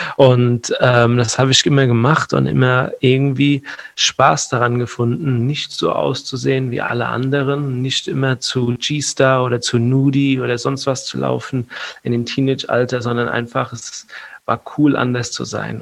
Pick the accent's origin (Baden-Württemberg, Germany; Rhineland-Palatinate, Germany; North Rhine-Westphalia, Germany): Rhineland-Palatinate, Germany; Mainz; hier in äh, Mainz, wo ich herkomme